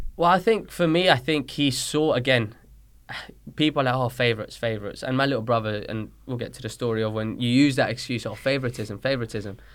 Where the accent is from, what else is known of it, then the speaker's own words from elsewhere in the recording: London, United Kingdom; accent: British; moved away as an adult; also born or lived in Colombia; now in Dayton, Tennessee, United States; I moved to London when I was six, seven years old